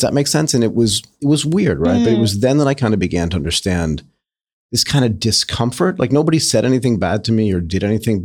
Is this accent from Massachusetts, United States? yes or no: yes; Hull, Massachusetts, United States; I grew up in a place called Nantasket Beach